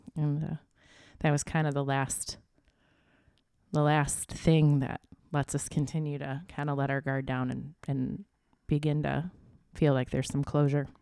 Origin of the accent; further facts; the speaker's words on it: Flint, Michigan, United States; I'm from Flint, Michigan